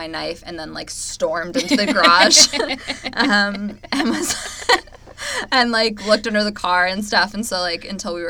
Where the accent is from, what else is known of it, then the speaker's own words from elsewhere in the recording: California, United States; Like, I'm at least from California.